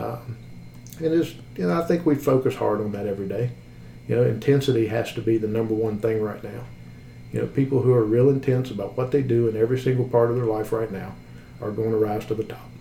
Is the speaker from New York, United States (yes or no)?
no; West Virginia, United States; I come from a, a, small town in West Virginia. You know, I grew up in West Virginia